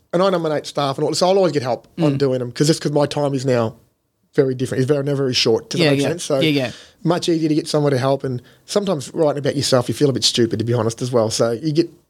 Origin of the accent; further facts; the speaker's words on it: Robinvale, Victoria, Australia; now in Mildura, Australia; plus my hometown.